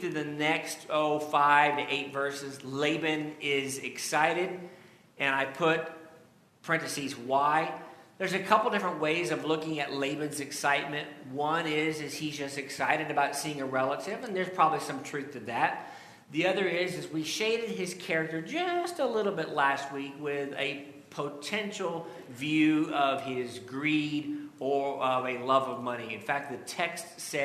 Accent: Indiana, United States; now in California, United States; growing up in Indiana and then moving to California

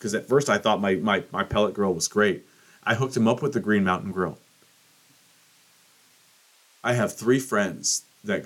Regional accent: Washington, United States; my home state of Washington

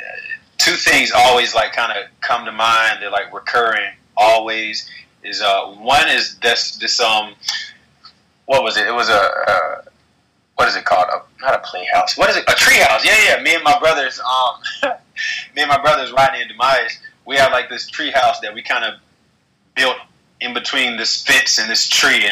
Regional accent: Alabama, United States; moved away; also born or lived in Atlanta, Georgia / New York City; growing up in the South in Alabama

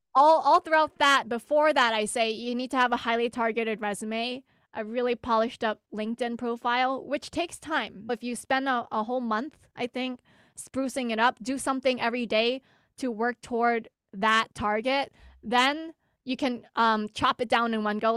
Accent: United States; I'm Asian American

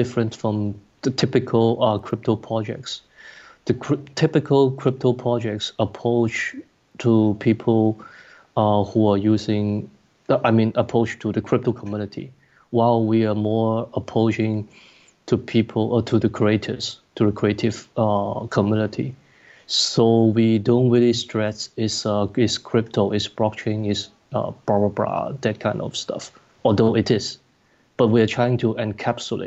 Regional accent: Hong Kong; I'm from Hong Kong

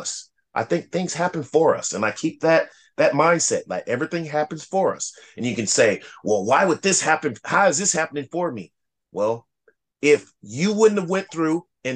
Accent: Lima, Ohio, United States; I'm originally from Lima, Ohio, right outside of Dayton, Ohio

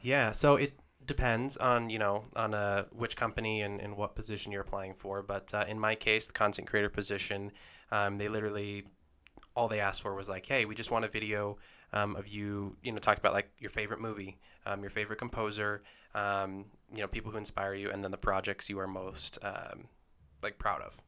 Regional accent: Lehi, Utah, United States; I was born and raised in Lehigh here in Utah

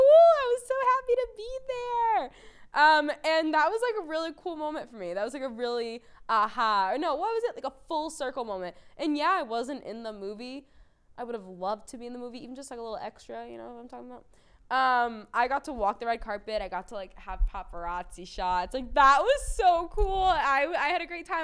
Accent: Boston, Massachusetts, United States; I growing up in Boston

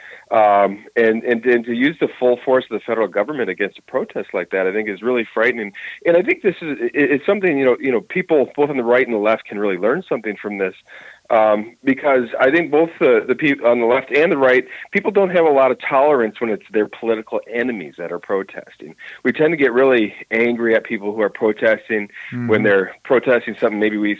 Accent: Minnesota, United States; it was here in our state. I'm from Minnesota

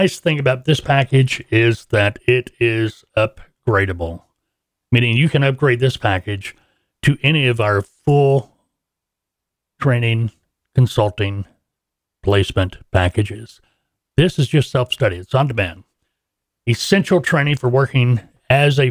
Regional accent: Fort Smith, Arkansas, United States; Fort Smith, my hometown, where we are located

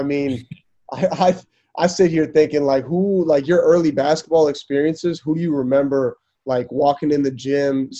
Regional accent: Kaukauna, Wisconsin, United States; I grew up in Kaukauna

